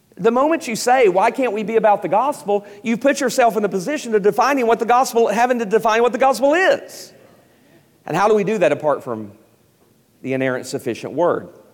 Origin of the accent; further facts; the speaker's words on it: East Tennessee, United States; I grew up in East Tennessee